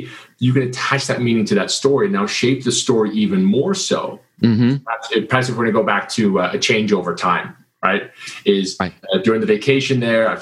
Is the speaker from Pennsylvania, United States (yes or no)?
no; Kansas, United States; I grew up in Kansas